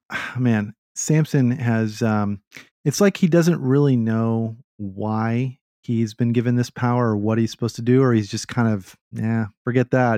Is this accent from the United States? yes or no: yes; Austin, Texas, United States; I'm from Austin